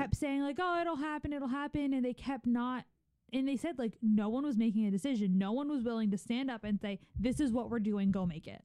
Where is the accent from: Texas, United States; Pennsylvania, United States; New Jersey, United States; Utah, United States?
Pennsylvania, United States; Philadelphia; we grew up in Philadelphia